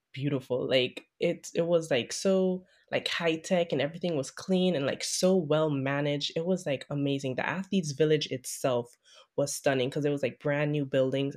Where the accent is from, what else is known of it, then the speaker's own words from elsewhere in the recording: Sint Maarten; moved away; I'm a swimmer from Saint Martin